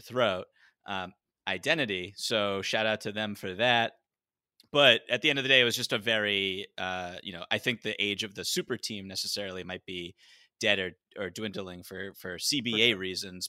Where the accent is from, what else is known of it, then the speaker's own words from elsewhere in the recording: outside of Boston, Massachusetts, United States; I grew up outside of Boston